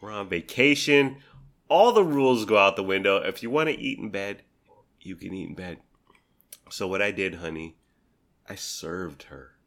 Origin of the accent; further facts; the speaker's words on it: San Diego, California, United States; moved away; I grew up in San Diego.